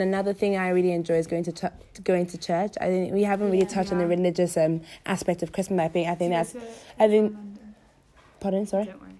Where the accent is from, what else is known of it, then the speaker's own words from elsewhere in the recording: Nigeria; also born or lived in New York; now in London, United Kingdom; I'm from Nigeria, but I school in London.